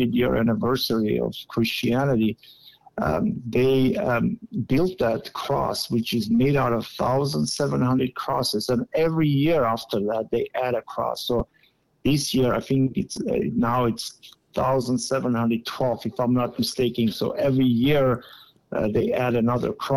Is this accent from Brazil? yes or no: no; Aparan, Aragatsotn, Armenia; moved away; I'm originally from Aparan. I was born in Aparan. I attended the secondary school number 2 in Aparan